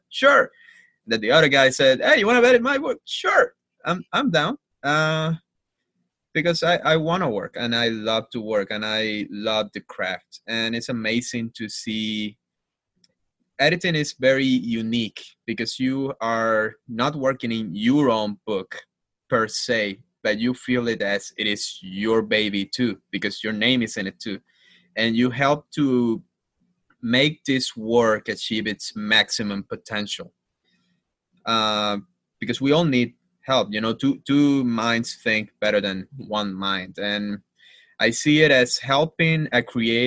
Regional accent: Havana, Cuba; English is a second language; moved away as an adult; now in United States; Growing up in Cuba, so I'm from Havana, born and raised, representing Havana.

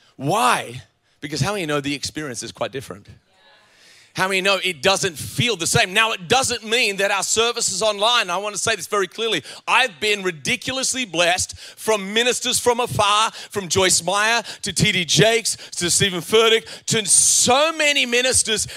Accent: Australia; moved away as an adult; also born or lived in Virginia, United States; I was from Australia

